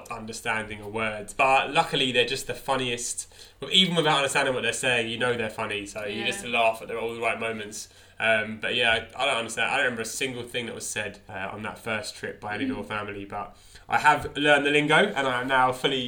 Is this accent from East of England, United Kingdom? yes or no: yes; Potters Bar, East of England, United Kingdom; born or raised there; moved away as an adult; now in London, United Kingdom